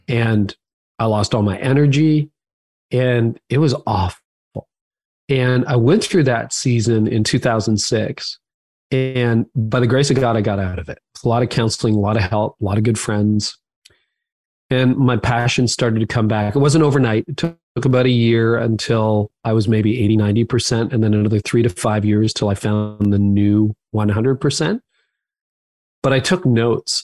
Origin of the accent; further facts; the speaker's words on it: Canada; I'm Canadian